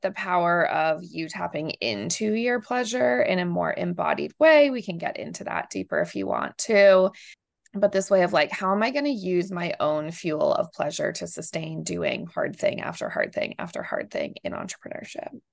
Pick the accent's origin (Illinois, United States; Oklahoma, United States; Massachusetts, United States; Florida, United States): Massachusetts, United States; Amherst; moved away as an adult; also born or lived in rural Georgia / Argentina; I grew up in Amherst, Massachusetts, like most liberal little bubble, very academic